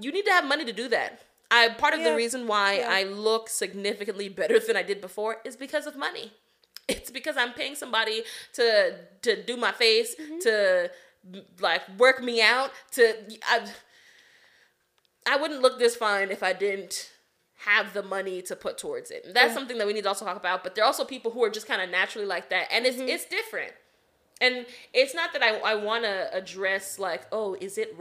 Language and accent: English; Nigeria; now in United States; we're from Nigeria